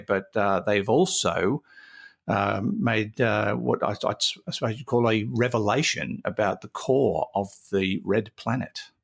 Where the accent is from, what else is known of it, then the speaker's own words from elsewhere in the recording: Newcastle, New South Wales, Australia; also born or lived in Mackay; I grew up around the Newcastle area where the tides were pretty mild